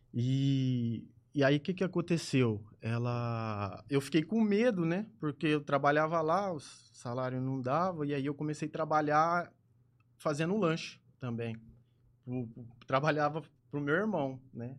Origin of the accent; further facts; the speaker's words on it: Ribeirão Preto, São Paulo, Brazil; Nascido e criado em Ribeirão